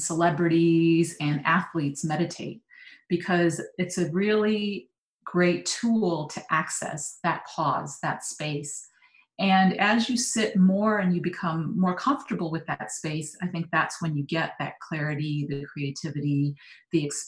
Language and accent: English; Michigan, United States; I grew up in Michigan